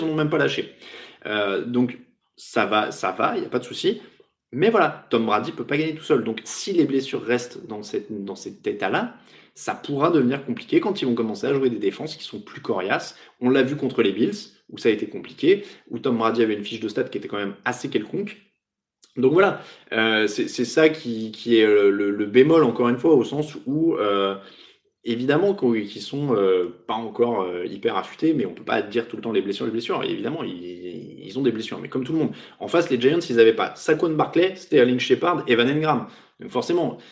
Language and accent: French; France; nous sommes des Français raffinés